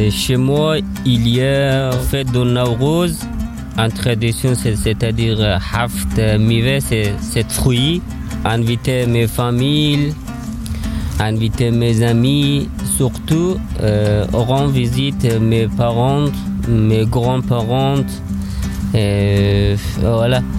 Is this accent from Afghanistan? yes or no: yes; Afghanistan; French is a second language; moved away as an adult; now in France; Et je viens d'Afghanistan. À peu près, ça fait 4 ans que j'habite en France. Et mon pays, c'est Afghanistan.